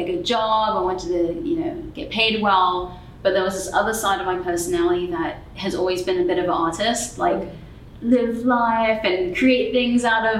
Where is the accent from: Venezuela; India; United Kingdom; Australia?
United Kingdom; London; now in United States; growing up in London, and then I moved from London to the States.